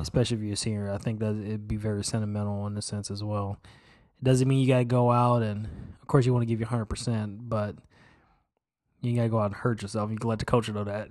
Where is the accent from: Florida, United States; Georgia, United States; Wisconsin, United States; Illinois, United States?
Illinois, United States; Chicago; moved away; growing up in Chicago